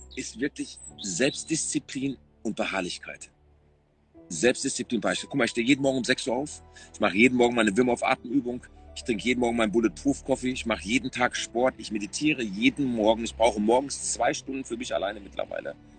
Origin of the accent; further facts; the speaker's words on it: Essen, North Rhine-Westphalia, Germany; als Essener Junge